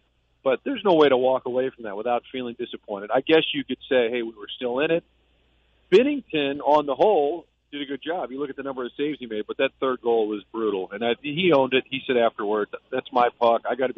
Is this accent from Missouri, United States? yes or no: yes; St. Louis, Missouri, United States; I just did an Uber ride, and the guy said, hey, where are you from? And I said, St. Louis.